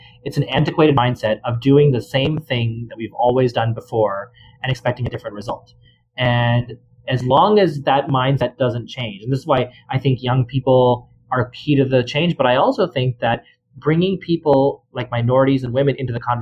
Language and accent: English; Central Texas, United States; I grew up in a very small town in Central Texas